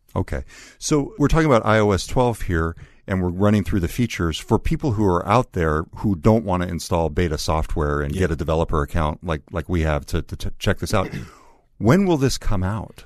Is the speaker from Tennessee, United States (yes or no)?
no; California, United States; accent: California; my original California accent